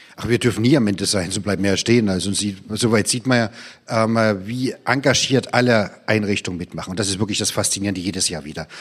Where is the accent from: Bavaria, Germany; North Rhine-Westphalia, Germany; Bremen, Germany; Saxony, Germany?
Saxony, Germany; Dresden; weil es eine tolle Universität ist, ne? In meiner Heimatstadt